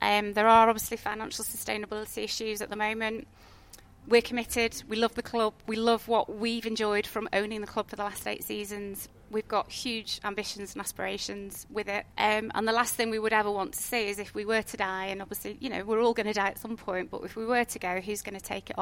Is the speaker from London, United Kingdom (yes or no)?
no; Sale, North West England, United Kingdom; I was born and bred in Sail. Literally grew up about half a mile from Hayward Road